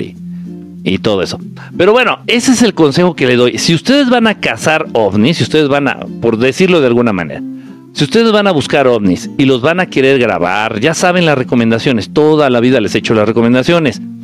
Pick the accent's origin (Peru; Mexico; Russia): Mexico; Zihuatanejo, Guerrero; moved away; cuando voy a mi pueblo querido y adorado, Ciguatanejo de Azueta